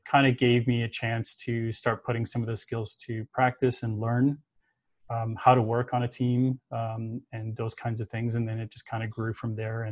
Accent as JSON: {"language": "English", "town": "Toronto", "region": "Ontario", "country": "Canada", "tie": "born or raised there", "said": "I was growing up in Toronto, in Canada."}